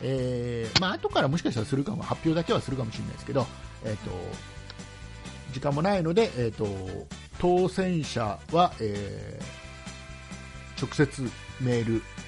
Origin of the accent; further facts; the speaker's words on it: Kisarazu, Chiba, Japan; 木更津ね僕の地元